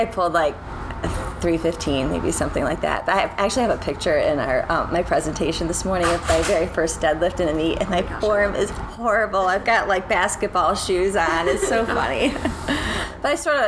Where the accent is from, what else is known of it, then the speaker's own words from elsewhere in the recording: Detroit, Michigan, United States; moved away as an adult; now in North Carolina, United States; Well, I grew up in outside Detroit, Michigan. So I grew up in Michigan, yeah, till I was all through college.